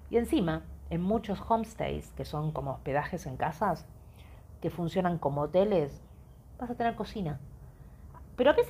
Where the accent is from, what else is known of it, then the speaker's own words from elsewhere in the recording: Argentina; Yo soy Argentina, o sea, cualquier lugar del mundo es más seguro.